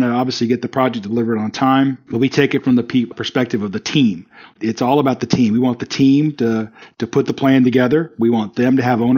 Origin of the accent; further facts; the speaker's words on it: South Carolina, United States; So I grew up in South Carolina, although nobody will be able to tell it on this call because I don't talk slow at all.